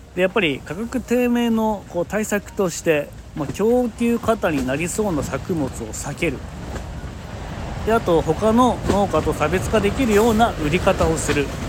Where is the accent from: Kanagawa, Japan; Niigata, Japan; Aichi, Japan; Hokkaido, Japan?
Niigata, Japan; 僕の地元でも、まあ、新潟県内でも